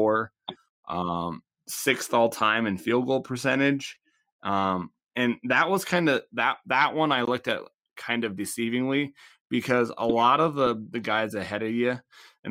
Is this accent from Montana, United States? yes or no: yes; Laurel, Montana, United States; played at my high school rivalry, Big Billings Central. So I'm from Laurel